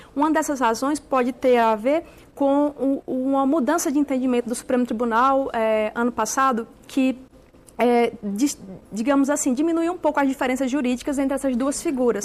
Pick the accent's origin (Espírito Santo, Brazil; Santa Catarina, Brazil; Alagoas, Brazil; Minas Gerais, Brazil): Alagoas, Brazil; moved away; minha família é de Alagoas, né, sou nordestina